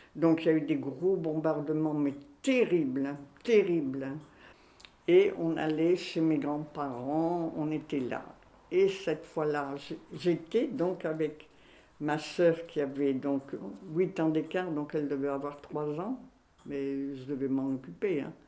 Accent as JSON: {"language": "French", "town": "Tourcoing", "region": "Hauts-de-France", "country": "France", "tie": "born or raised there", "also_born_or_lived": "Belgium", "moved": "yes", "lives_now": "Grenoble, France", "said": "je suis née à Tourcoing. Oui, à Tourcoing, en 1932."}